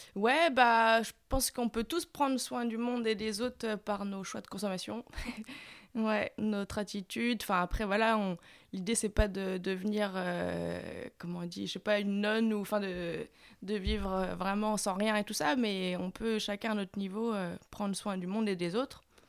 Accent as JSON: {"language": "French", "town": "Saint-Malo", "region": "Brittany", "country": "France", "tie": "born or raised there", "said": "moi je venais de Saint-Malo"}